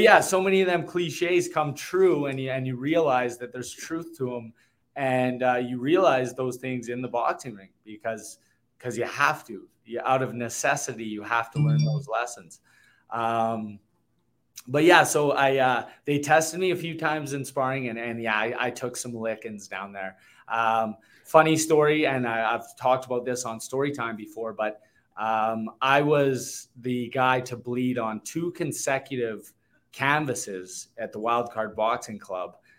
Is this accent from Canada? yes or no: yes; Canada; the homecoming weekend in my hometown